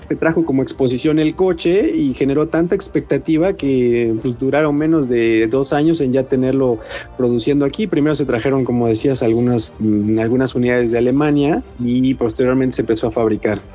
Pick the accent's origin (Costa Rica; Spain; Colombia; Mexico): Mexico